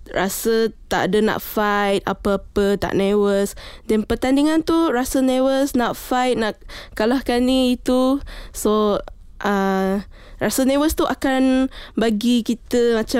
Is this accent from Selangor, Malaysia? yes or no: no; Sarawak, Malaysia; Sebab saya dibesarkan di Sarawak, Sarawak lah.